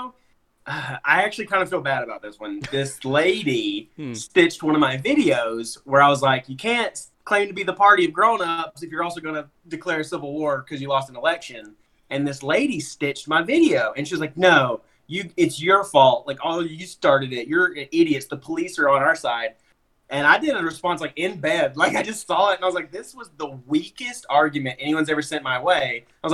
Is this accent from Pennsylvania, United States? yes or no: no; Alabama, United States; I grew up in Alabama